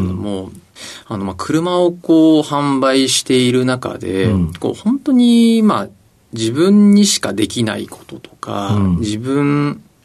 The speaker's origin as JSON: {"language": "Japanese", "town": "Kamakura", "region": "Kanagawa", "country": "Japan", "tie": "born or raised there", "said": "出身は神奈川県の鎌倉市です。"}